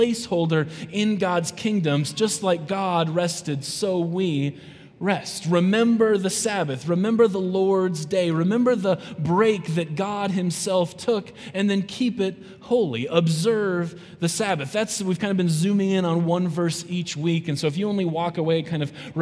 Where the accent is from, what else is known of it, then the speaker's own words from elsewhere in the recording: South Dakota, United States; I'm from South Dakota